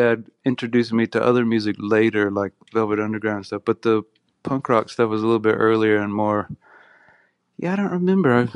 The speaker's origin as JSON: {"language": "English", "region": "South Carolina", "country": "United States", "tie": "born or raised there", "said": "I was growing up in South Carolina, pretty far from Southern California"}